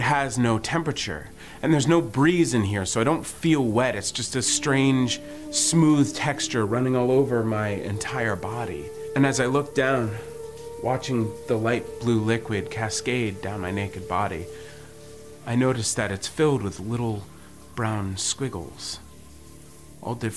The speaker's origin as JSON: {"language": "English", "country": "United States", "tie": "born or raised there", "said": "I grew up in New Jersey, Pennsylvania area"}